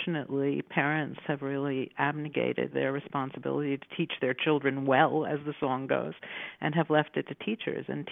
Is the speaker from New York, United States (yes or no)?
yes; New York City, New York, United States; when I was growing up in New York City in the 1950s and 1960s